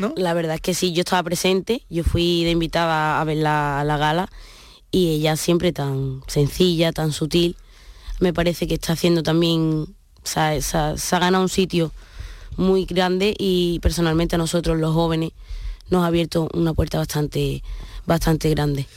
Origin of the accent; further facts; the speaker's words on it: Jerez de la Frontera, Andalusia, Spain; orgullosísima de ser andaluza, de venir de donde vengo y además a donde voy lo llevo a legua